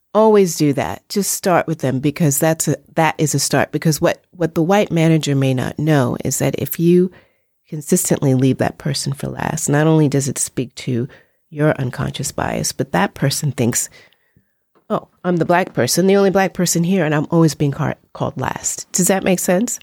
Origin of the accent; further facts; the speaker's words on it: New York, United States; in the eighties and the nineties growing up in New York